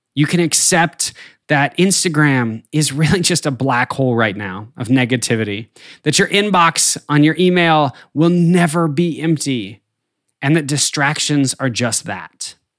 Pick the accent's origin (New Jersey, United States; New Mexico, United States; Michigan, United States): New Mexico, United States; northern; now in Arkansas, United States; I grew up in the Southern Rockies in, uh, the very northern tip of New Mexico, and skiing was a huge part of my childhood